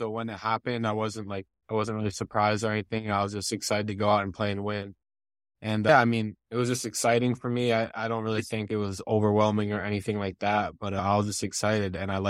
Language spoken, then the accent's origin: English; Montpelier, Vermont, United States; Yeah, I mean, it's great to grow up there.